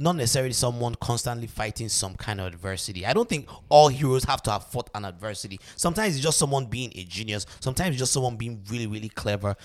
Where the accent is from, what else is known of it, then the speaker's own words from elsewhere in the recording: Nigeria; now in United States; me as a Nigerian man